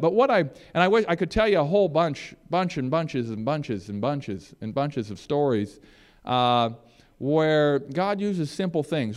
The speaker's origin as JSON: {"language": "English", "region": "Michigan", "country": "United States", "moved": "yes", "said": "I'm from Michigan"}